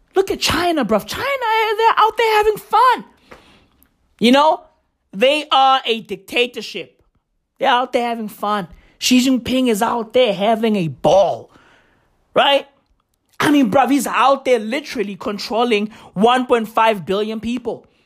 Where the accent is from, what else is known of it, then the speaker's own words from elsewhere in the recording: South Africa; I'm South African.